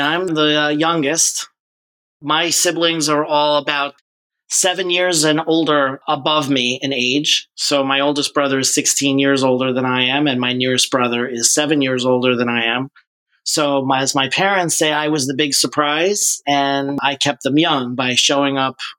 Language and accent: English; Great Neck, New York, United States; I was born in a town named Great Neck, New York, which is on the north shore of Long Island, a little bit outside of New York City. Most of my family was in New York, in the Queens and Long Island and Manhattan area.